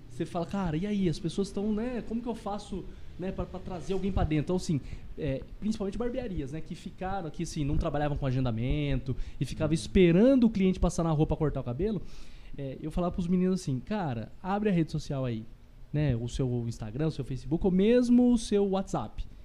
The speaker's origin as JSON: {"language": "Portuguese", "town": "Botucatu", "region": "São Paulo", "country": "Brazil", "tie": "born or raised there", "said": "é, eu sou natural aqui de Botuca mesmo, né? Nascido"}